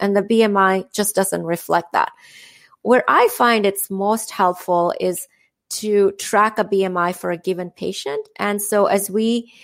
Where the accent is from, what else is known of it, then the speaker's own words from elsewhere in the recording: India; moved away; I'm from India